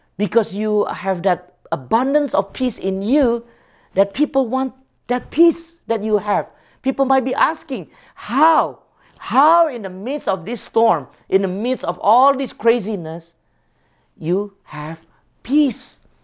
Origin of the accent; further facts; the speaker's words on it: Singapore; moved away; I grew up in Singapore